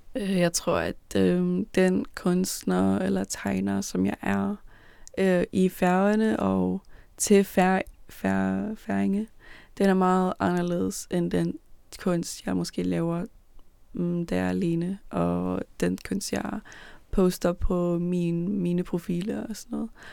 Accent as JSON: {"language": "Danish", "town": "Copenhagen", "region": "Capital Region of Denmark", "country": "Denmark", "tie": "born or raised there", "said": "da jeg blev født i København. Der voksede jeg op i, på Amager"}